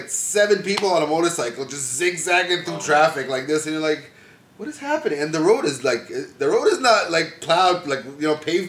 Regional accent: Toronto, Ontario, Canada; also born or lived in Jordan / Detroit, Michigan; I grew up in Scarborough, bro. Like, I went to school, have all my friends, ex-girlfriends, party. Like, I'm a Scarborough native. I've lived in Scarborough my entire life.

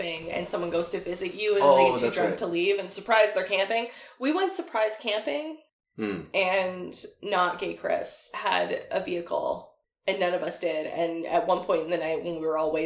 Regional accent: Chilliwack, British Columbia, Canada; moved away; I grew up in Chilliwack. I was out there visiting my family

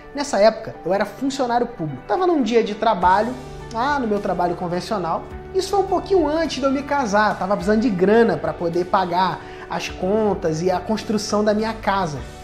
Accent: Cabo Frio, Rio de Janeiro, Brazil; Eu sou de Cabo Frio, Rio de Janeiro

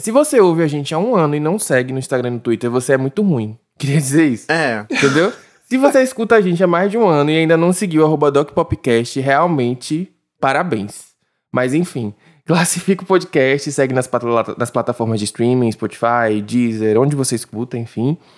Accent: Brazil; mas eu sou brasileiro

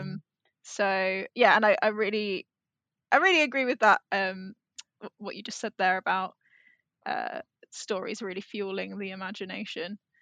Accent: England, United Kingdom; if you grow up in England

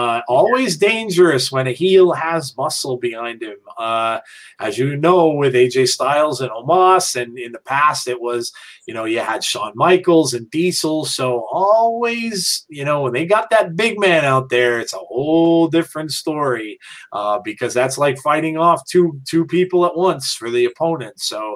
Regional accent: England, United Kingdom; It might be because I'm English, but I really don't get the fascination in NASCAR.

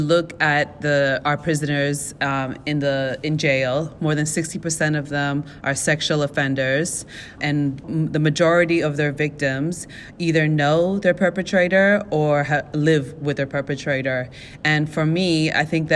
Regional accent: Vanuatu; I'm from Vanuatu

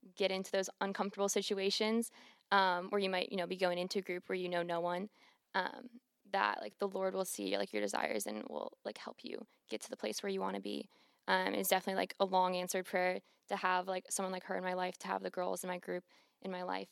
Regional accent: Cleveland, Ohio, United States; moved away as an adult; now in Clemson, United States; I'm from Cleveland, Ohio, and, um, like, growing up and, like, where I'm from, like, faith wasn't really

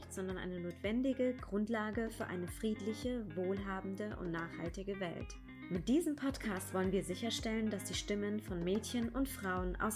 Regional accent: France; now in Germany; Ich bin Französin, Mutter von zwei Kindern, Unternehmerin und Investorin.

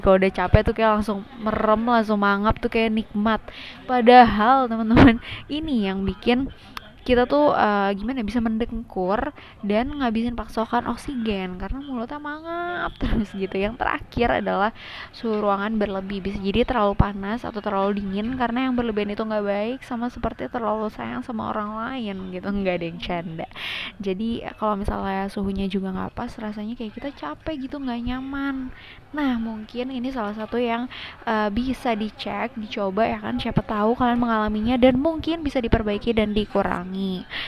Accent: Indonesia; kita ya, orang Indo

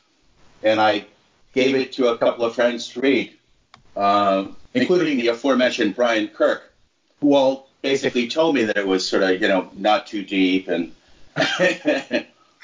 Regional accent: New England, United States; I grew up in New England

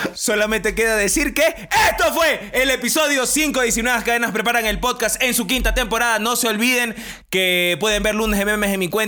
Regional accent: Ecuador; somos ecuatorianos

